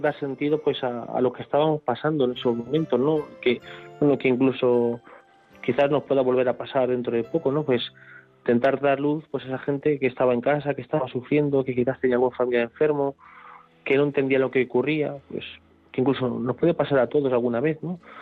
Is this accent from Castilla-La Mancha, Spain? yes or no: yes; not far from Santa Cruz de la Zarza, Castilla-La Mancha, Spain; la que yo he crecido, ¿no? Pues aquí no está muy, muy lejos de mi pueblo